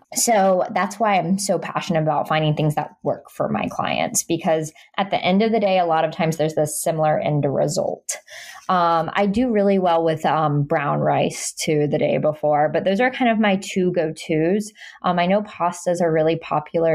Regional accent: Jacksonville, Florida, United States; it's in my hometown

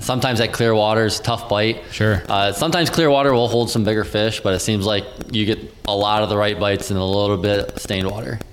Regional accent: Downriver, Michigan, United States; I grew up uh, downriver. Um, I started off fishing Detroit River. Uh, fished a lot of uh, the local rivers around like the Belleville area with my grandpa

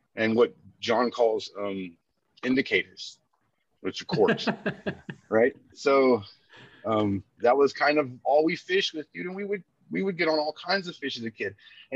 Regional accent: Corpus Christi, Texas, United States; now in Dallas, United States; I grew up in Corpus Christi on the beach, you know, Padre Island area

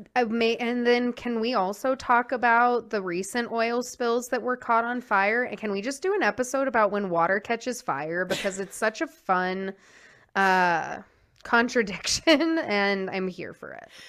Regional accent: New Jersey, United States; My hometown is a Superfund

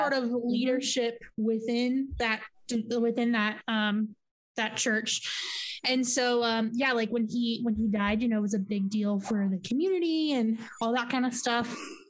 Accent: Yuma, Arizona, United States; I growing up in Yuma, there's lots of Catholics because just like Italians being, Hispanic and Catholic is a cultural as much as it is religious.

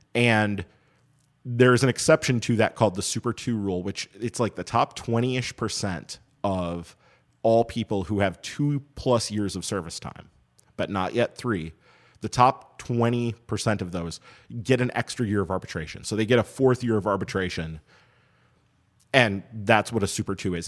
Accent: Madison, Wisconsin, United States; We grew up in Madison in the time when the minor league affiliate in town was the Madison Muskies

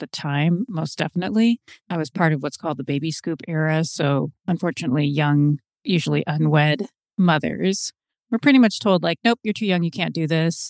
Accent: Seattle, Washington, United States; I was born in Seattle

